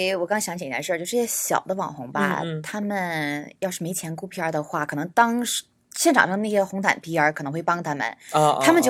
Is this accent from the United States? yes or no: yes; United States; 我从小在美国长大